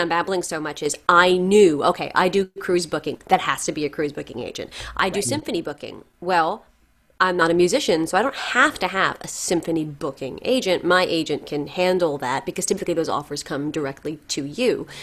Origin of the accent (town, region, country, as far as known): New York, United States; born or raised there